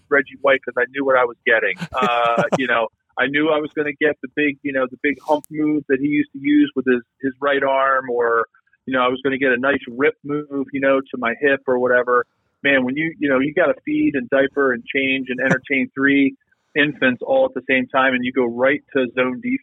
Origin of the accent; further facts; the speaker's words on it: Philadelphia, Pennsylvania, United States; Greetings from Philadelphia, which, you know, I'm a Philadelphian